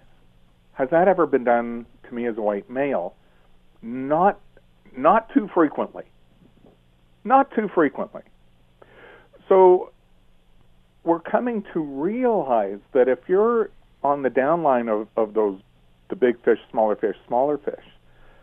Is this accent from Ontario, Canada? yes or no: yes; Toronto, Ontario, Canada; I was born in Toronto, and I was brought up in the Jewish part of town